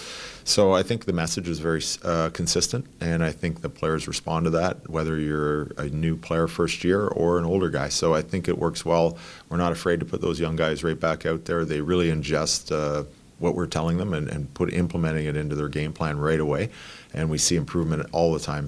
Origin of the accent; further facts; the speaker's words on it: between Montreal and Toronto, Ontario, Canada; now in Chicago, United States; I grew up in Canada and living right in between the Montreal Canadiens and the Toronto Maple Leafs